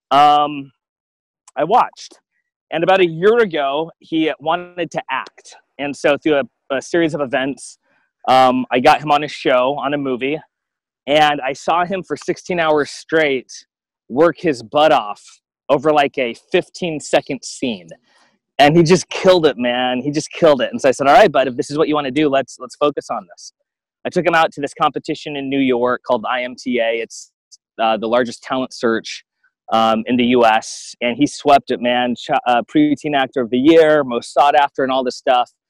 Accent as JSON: {"language": "English", "country": "Guam", "tie": "born or raised there", "also_born_or_lived": "Alaska, United States", "said": "And I look at myself growing up in Guam and then Alaska."}